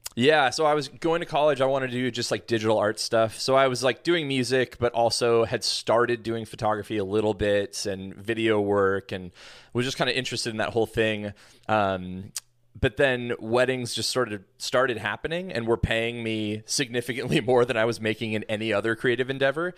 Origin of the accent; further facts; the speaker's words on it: Pacific Northwest, United States; also born or lived in Tacoma, Washington; Born and raised in the Pacific Northwest, so I've been here all my life